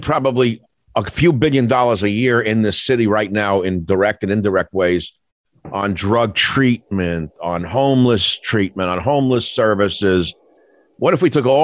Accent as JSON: {"language": "English", "region": "New York", "country": "United States", "tie": "born or raised there", "moved": "yes", "said": "I grew up in New York"}